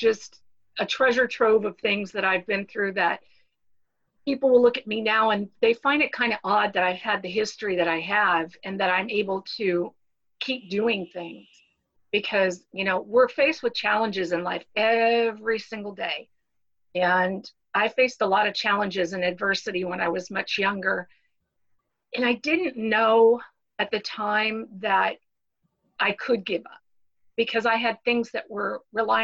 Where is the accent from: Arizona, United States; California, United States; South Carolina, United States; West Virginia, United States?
Arizona, United States; also born or lived in Miami, Florida; I'm originally from Miami, Florida, but Dad, you know, after a bad marriage and got remarried, he took us all the way across the country to beautiful Arizona. So I'm pretty much a desert rat. I grew up here in Arizona.